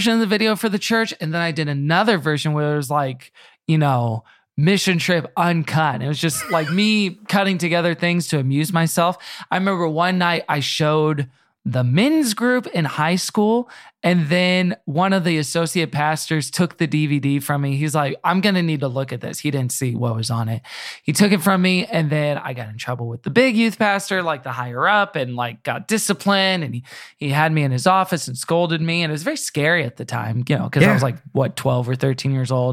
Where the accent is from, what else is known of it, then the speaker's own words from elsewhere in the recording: Houston, Texas, United States; also born or lived in Tulsa, Oklahoma / Austin, Texas; I grew up in Houston, which is, I guess I should say Kingwood, which is the suburbs a little bit